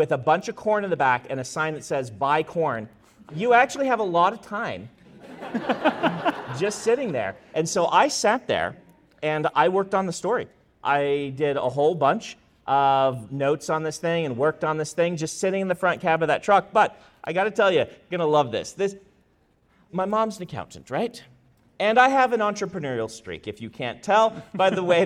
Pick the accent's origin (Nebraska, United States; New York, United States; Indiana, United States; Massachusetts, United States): Nebraska, United States; moved away; also born or lived in Idaho; I grew up in Nebraska